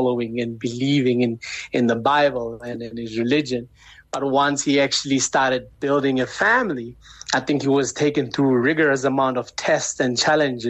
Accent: Pretoria, Gauteng, South Africa; also born or lived in Chicago, United States; I'm actually from Pretoria, born and raised, but, you know, in and out the country, you know, as my dad is actually foreign, he's an American

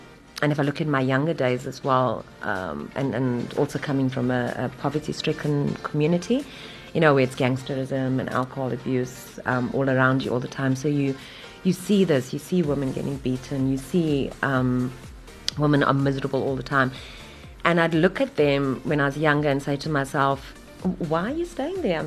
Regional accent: Durban, KwaZulu-Natal, South Africa; I'm originally from Wentworth in Durban

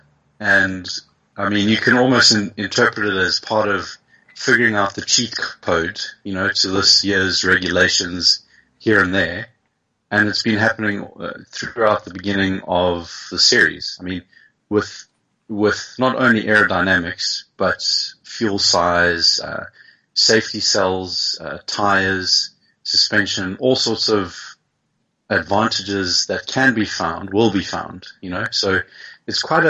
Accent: Pretoria, Gauteng, South Africa; it starts off in Pretoria

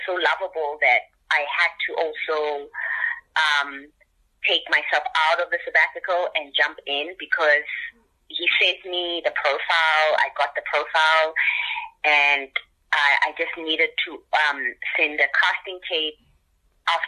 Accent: Soweto, Gauteng, South Africa; I'm from Soweto. I'm from the township

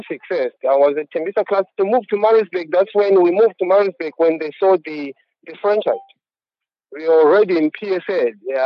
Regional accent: Zimbabwe; moved away; also born or lived in Harare, Zimbabwe; Then I went through academy from my hometown, which was in Ntare. Then I had to move to Harare

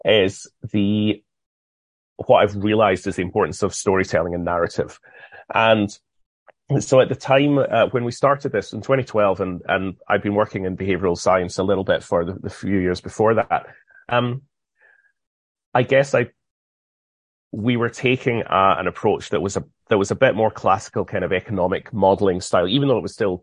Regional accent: United Kingdom; Being British

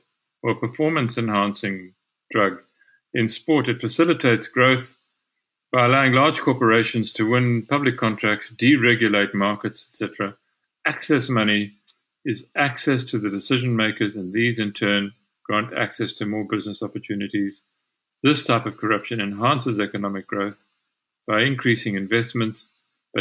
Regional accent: Mthatha, Eastern Cape, South Africa; Come to my hometown. I grew up in Mthatha.

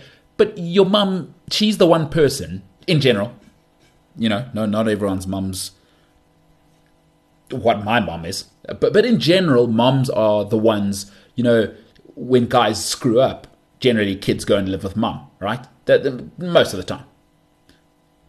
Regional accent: South Africa; I'm a South African

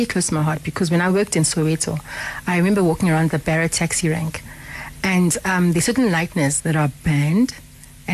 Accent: Harare, Zimbabwe; now in South Africa; I grew up in Harare

